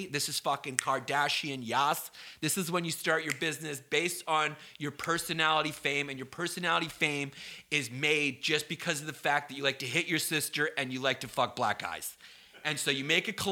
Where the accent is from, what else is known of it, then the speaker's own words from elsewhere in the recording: New York, United States; I am from New York